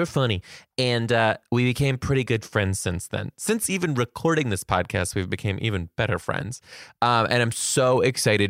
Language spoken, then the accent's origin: English; Detroit, Michigan, United States